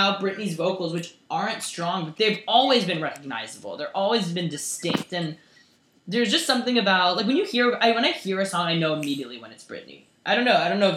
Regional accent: United States; I'm an American

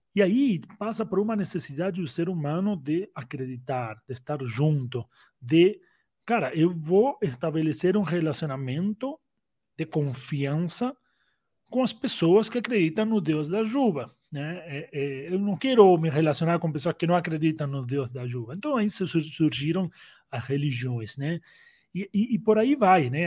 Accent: Argentina; also born or lived in Uruguay / United States; now in Brazil; nasci na Argentina, faz 10 anos que moro aqui no Brasil. Antes eu morei no Uruguai, Antes eu morei nos Estados Unidos

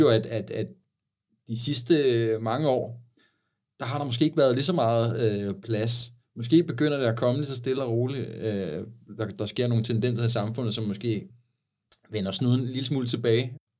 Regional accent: Sakskøbing, Zealand, Denmark; fra Saxkøbing, hvor jeg voksede op.

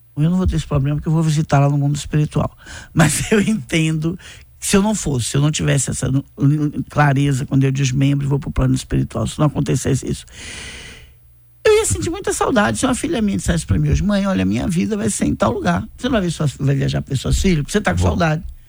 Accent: Bahia, Brazil; eu sou da Bahia

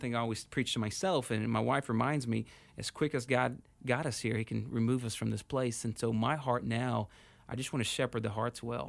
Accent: Houston, Texas, United States; moved away as an adult; also born or lived in San Rafael, California; now in Phoenix, United States; I grew up in Houston

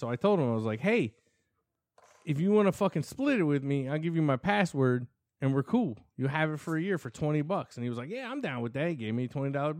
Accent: Ireland; I'm fucking Irish.

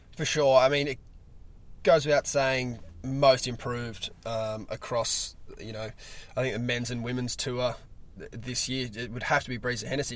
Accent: Australia; as an Australian surf fan

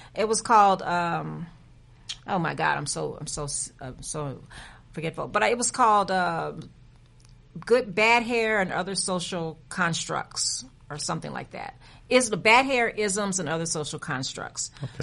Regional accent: San Antonio, Texas, United States; moved away as an adult; I am a native from San Antonio, Texas, born and bred

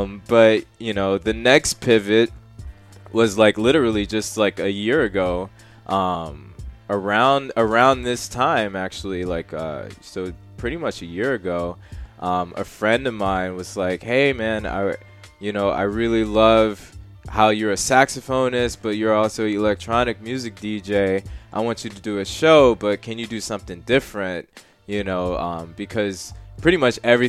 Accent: Houston, Texas, United States; moved away as an adult; also born or lived in New Orleans; now in New York, United States; I came here from New Orleans, but I'm from Houston.

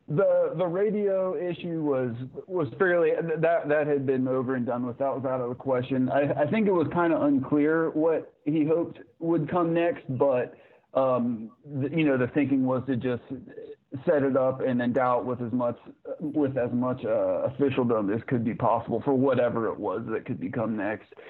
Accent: Zanesville, Ohio, United States; I'm I'm from Zanesville, Ohio, so just in the barely earliest foothill

